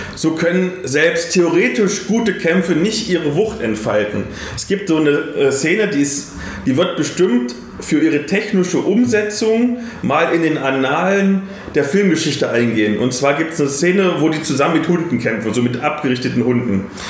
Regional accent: Bavaria, Germany; bei uns in Bayern

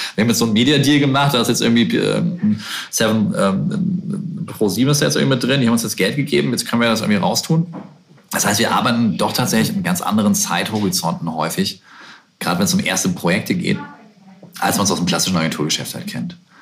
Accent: Bremen, Germany; in der Sögestraße in Bremen, meiner Heimat

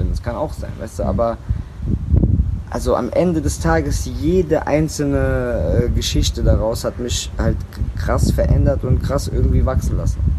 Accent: Germany; bei uns in Deutschland

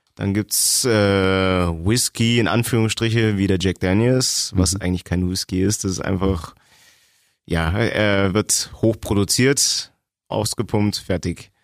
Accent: East Germany, Germany; now in Augsburg, Germany; bin Ossi

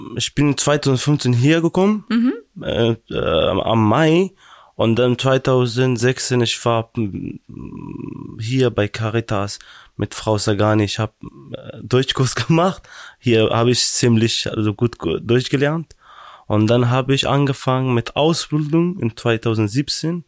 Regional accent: Afghanistan; German is a second language; now in Brandenburg, Germany; ich komme aus Afghanistan

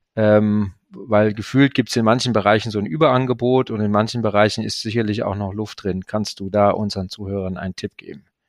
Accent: Ruhr area, North Rhine-Westphalia, Germany; da ich ja auch ein Kind des Ruhrgebiets bin

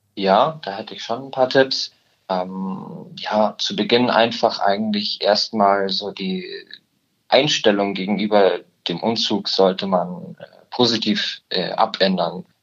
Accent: Murnau / Garmisch-Partenkirchen area, Bavaria, Germany; now in Munich, Germany; Ich komme ursprünglich aus der Ecke Murnau, Garmisch-Partenkirchen

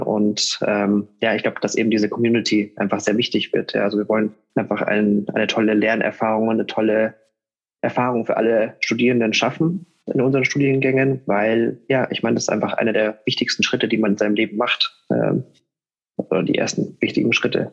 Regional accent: Munich, Bavaria, Germany; ich komme aus München

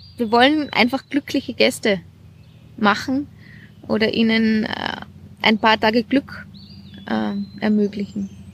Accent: Jochberg, Tyrol, Austria; now in Salzburg, Austria; Ich komme aus Tirol, aus, aus Jochberg.

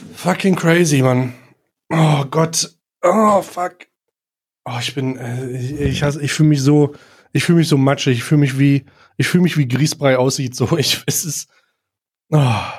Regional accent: Germany; als Deutscher

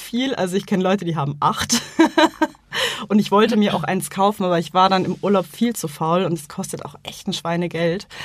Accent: Munich, Bavaria, Germany; ich bin ja hier groß geworden und ich denke mal, also als gebürtiger Münchner

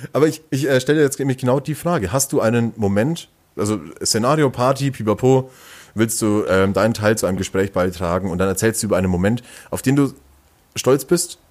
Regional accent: Langenzenn, Bavaria, Germany; moved away as an adult; now in Nuremberg, Germany; Ich komme ja auch eigentlich aus dem Nürnberger Umland oder eher aus dem Viertel Umland

